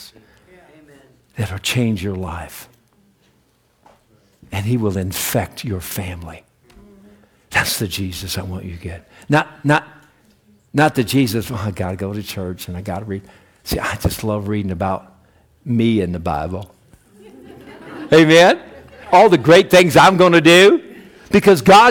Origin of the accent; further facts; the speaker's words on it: United States; I'm an American